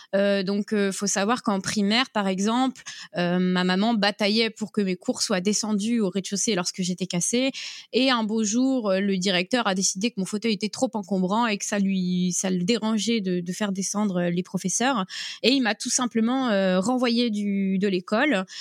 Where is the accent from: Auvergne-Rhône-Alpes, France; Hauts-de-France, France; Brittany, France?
Brittany, France; Brest; je suis euh, de Bretagne, euh, précisément de Brest, et ma famille vit en presqu'île de Crozon